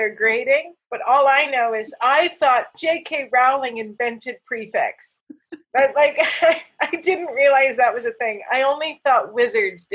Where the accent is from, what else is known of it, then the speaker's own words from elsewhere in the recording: United States; I'm American